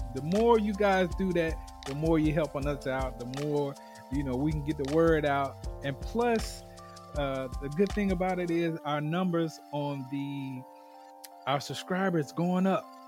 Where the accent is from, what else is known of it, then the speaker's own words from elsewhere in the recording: the South, United States; being a Southerner is you know, us, um, ebony men here in the South